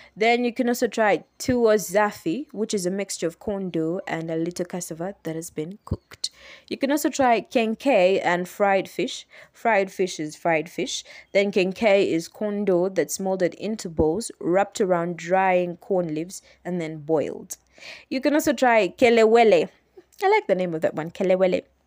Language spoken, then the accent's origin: English; Uganda; I am from Uganda, that's East Africa